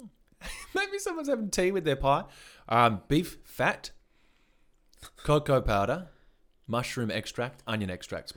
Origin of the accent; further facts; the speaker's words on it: Western Australia, Australia; we're from Northwest Australia